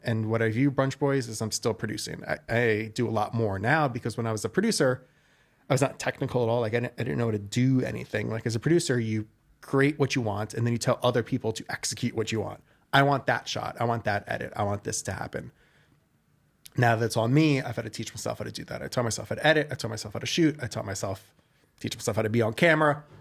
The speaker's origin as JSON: {"language": "English", "area": "Westchester", "region": "New York", "country": "United States", "tie": "born or raised there", "also_born_or_lived": "Brooklyn, New York", "lives_now": "New York City, United States", "said": "so I was born in Brooklyn. I grew up in Westchester, which, if you guys don't know, it is just north of the city"}